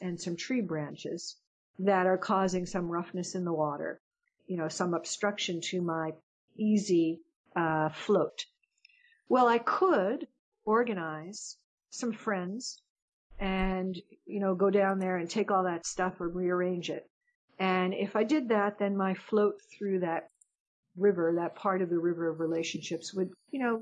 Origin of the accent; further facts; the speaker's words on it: United States; I'm an American.